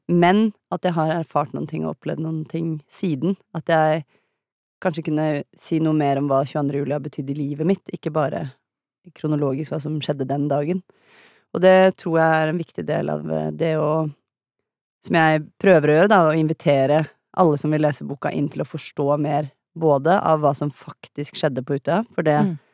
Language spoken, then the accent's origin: Norwegian; Norway; som nordmenn og europeere